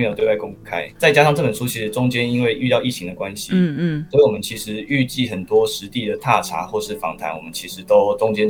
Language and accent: Chinese; Kaohsiung, Taiwan; moved away as an adult; also born or lived in Taipei; 我是高雄人，然后我在台北念书，